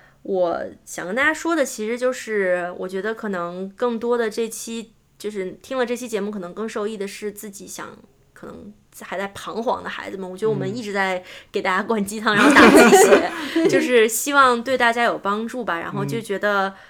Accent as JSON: {"language": "Chinese", "country": "China", "also_born_or_lived": "Seattle, United States", "moved": "yes", "lives_now": "Silicon Valley, United States", "said": "我们中国人聪明又勤奋"}